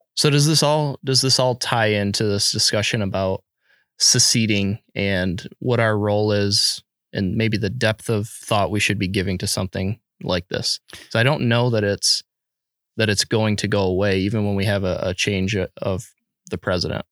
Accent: United States; as an American

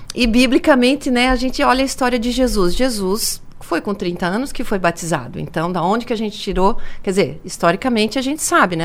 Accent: Blumenau, Santa Catarina, Brazil; also born or lived in Ituporanga; now in Criciúma, Brazil; E aí nós fomos para Blumenau, me criei lá

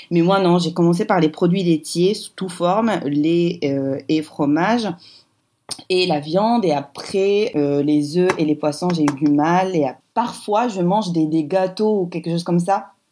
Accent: Morocco; quand je suis invitée chez moi au Maroc, ben là, là c'est vrai que je ne veux pas trop euh, offusquer les gens

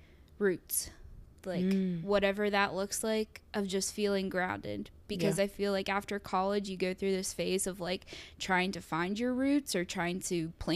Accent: Oakland, Maryland, United States; Oakland, my hometown

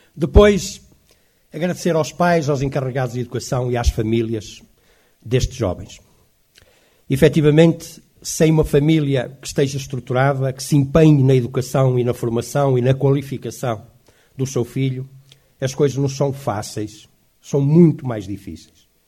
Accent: Cinfães, Viseu, Portugal; sou de Sinfãs e tenho muita honra e muito orgulho em sê-lo.

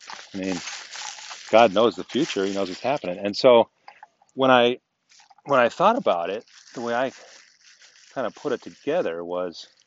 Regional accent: United States; we, as American Christians, modern Christians

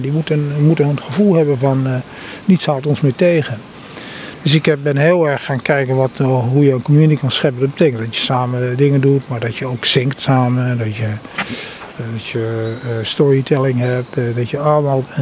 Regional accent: Netherlands; ik ben een Nederlander, Indische jongen

